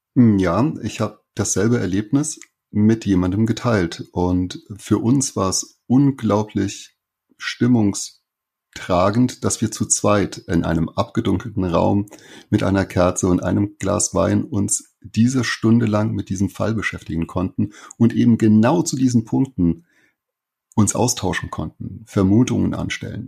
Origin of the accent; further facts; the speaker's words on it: Saarland, Germany; ich komme aus dem Saarland